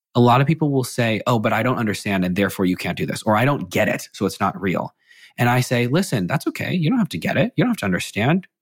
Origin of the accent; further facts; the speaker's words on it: McLean, Virginia, United States; I grew up in McLean, Virginia, right outside of DC.